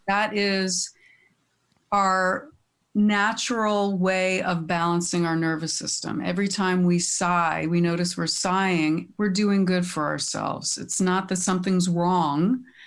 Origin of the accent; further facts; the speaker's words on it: Teaneck, New Jersey, United States; I grew up in Teaneck. I'm, I'm back in Bergen County